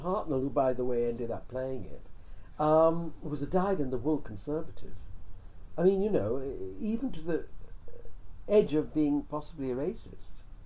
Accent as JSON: {"language": "English", "region": "England", "country": "United Kingdom", "tie": "born or raised there", "also_born_or_lived": "India", "said": "I was born in India but brought up in England"}